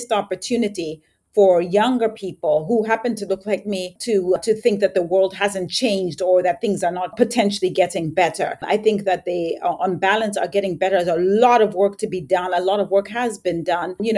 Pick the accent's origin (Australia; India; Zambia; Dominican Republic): Zambia; moved away; I was born and raised in Zambia.